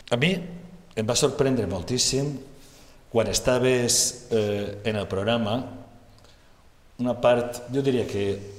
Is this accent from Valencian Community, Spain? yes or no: yes; Valencian Community, Spain; Els valencians ens calen ambaixadores com tu